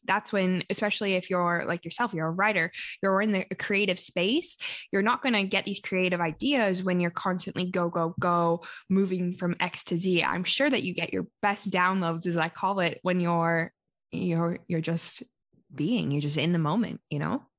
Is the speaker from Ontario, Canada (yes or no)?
no; Calgary, Alberta, Canada; first language English; I am currently located in my hometown, which is Calgary, Alberta, Canada